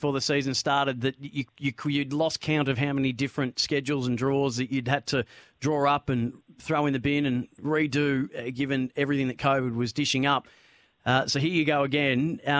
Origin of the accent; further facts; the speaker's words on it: Bendigo, Victoria, Australia; I loved seeing the NBL in Bendigo, by the way. It was my hometown